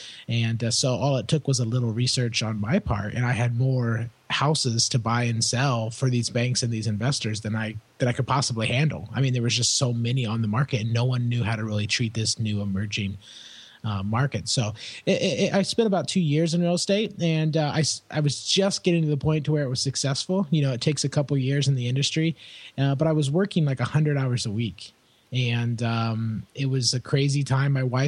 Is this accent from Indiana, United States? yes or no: yes; Indianapolis, Indiana, United States; I was born and raised in Indianapolis, Indiana, Midwestern boy, as we say over here in the States.